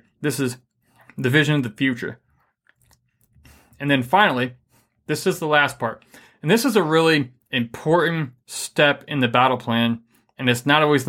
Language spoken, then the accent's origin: English; Michigan, United States; I'm from Michigan.